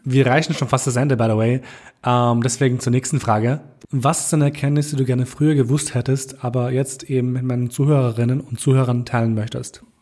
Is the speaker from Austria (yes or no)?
yes; Austria; also born or lived in Kosovo; ich bin mit drei Jahren hergekommen, aber ich war ein Kind. Ich war ein, ein, ein Kleinkind, mein Gott. Und für mich ist Österreich mein Heimatland